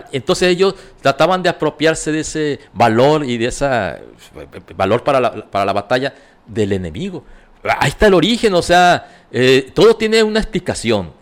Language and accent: Spanish; Mexico; así somos los mexicanos